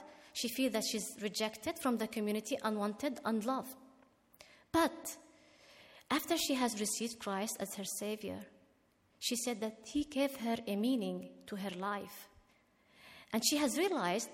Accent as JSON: {"language": "English", "country": "Israel", "second_language": "English", "said": "As an Arab Israeli"}